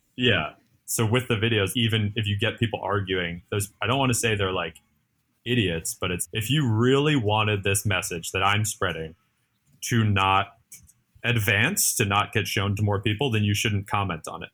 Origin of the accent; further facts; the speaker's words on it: New Jersey, United States; now in New York, United States; I was born in New Jersey, moved into New York